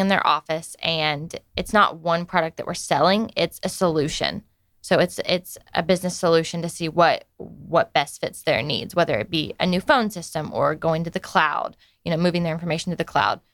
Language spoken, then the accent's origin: English; Snellville, Georgia, United States; I am from Snellville. Okay. Originally, so I've grown up around around Gwinnett my whole life